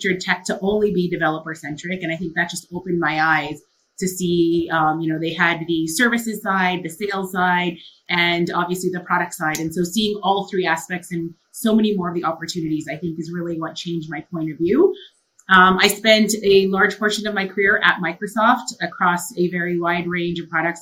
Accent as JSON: {"language": "English", "country": "Canada", "tie": "born or raised there", "said": "My mom actually came from the Philippines. I was born in Canada"}